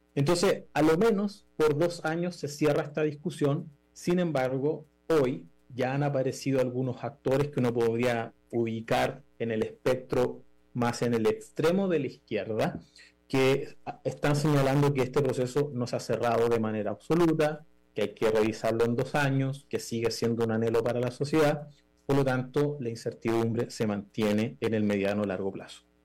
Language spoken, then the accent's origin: Spanish; Chile